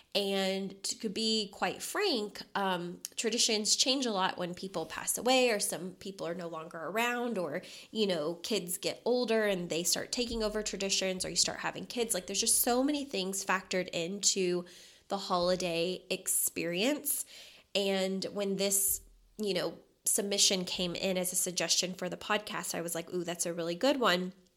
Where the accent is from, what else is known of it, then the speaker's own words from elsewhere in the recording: Louisville, Kentucky, United States; moved away as an adult; now in Las Vegas, United States; we were both born and raised in Louisville, Kentucky